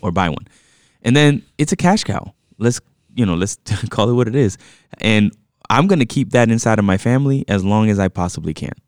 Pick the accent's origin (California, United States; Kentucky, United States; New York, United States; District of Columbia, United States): New York, United States; I was born in New York, and therefore, I default to New York teams